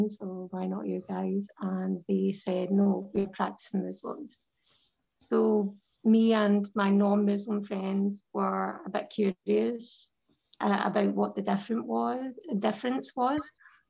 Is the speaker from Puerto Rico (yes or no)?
no; Scotland, United Kingdom; moved away as an adult; also born or lived in London; I'm a revert from Scotland